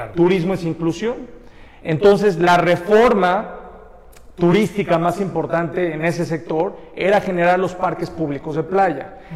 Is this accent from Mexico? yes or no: yes; Mexico; todos somos mexicanos